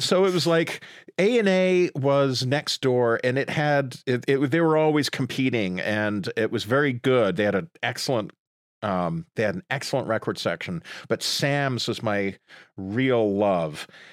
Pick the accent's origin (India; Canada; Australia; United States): Canada; Sudbury, Ontario; moved away; I grew up in Sudbury, Ontario